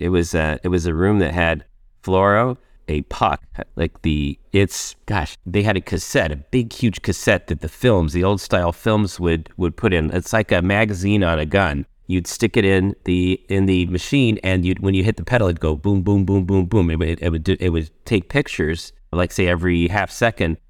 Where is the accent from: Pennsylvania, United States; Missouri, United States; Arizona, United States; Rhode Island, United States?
Arizona, United States; northeastern; moved away as an adult; also born or lived in Indiana / Minneapolis / Miami; I grew up in Indiana, and age five, moved to Arizona, where I lived in northeastern Arizona, just off the Navajo Indian Reservation